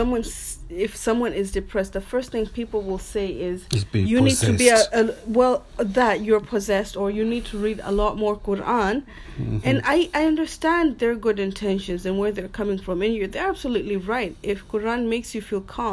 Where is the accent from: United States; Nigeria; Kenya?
Kenya; Lamu, Lamu County; I remember growing up in Lamu